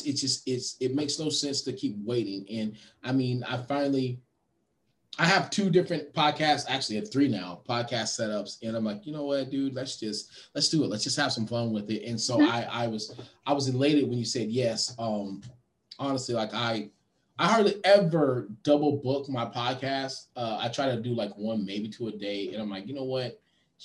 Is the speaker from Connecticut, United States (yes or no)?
no; Austin, Texas, United States; my hometown